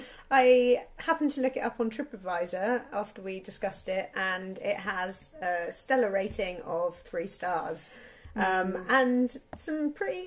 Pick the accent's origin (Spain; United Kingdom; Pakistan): United Kingdom; Devon, South West England; now in London, United Kingdom; I grew up in Devon